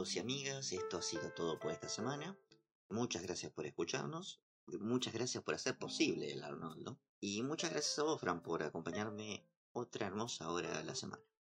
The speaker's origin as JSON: {"language": "Spanish", "region": "Santa Fe", "country": "Argentina", "said": "soy de provincia de Santa Fe."}